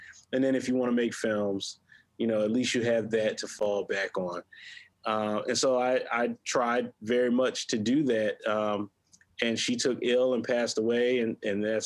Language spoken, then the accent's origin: English; Hampton, South Carolina, United States; I grew up in Hampton, South Carolina, mm-hmm. a rural town about 45 minutes northwest of Beaufort, South Carolina